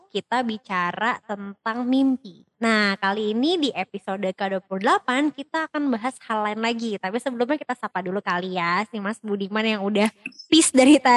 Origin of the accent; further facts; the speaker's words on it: Jakarta, Indonesia; also born or lived in Bandung; Lahir, lahir dan besar di Jakarta.